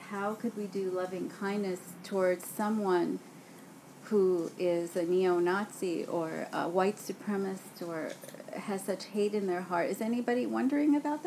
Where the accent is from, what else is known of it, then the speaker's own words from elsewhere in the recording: New York City, New York, United States; I grew up in Brooklyn and on those streets